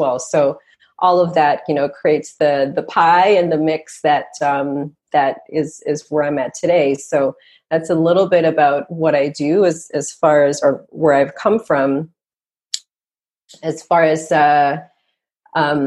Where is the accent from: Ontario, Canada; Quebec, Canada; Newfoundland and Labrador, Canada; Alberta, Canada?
Ontario, Canada; Toronto; also born or lived in Montreal; I'm a Canadian girl, born and raised here in Canada, born in Montreal, grew up in Toronto